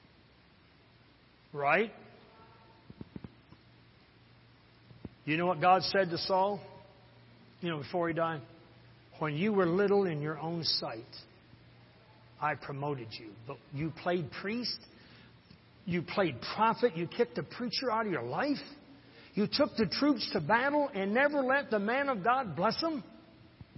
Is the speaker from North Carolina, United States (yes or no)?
no; Harrison, Michigan, United States; I'm from Harrison. That's my hometown